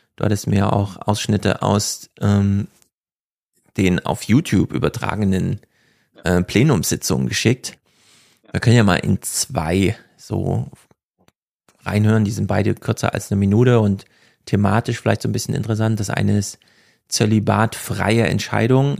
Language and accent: German; East Germany, Germany; now in Frankfurt am Main, Germany; ich bin ja Ostdeutsche und Heide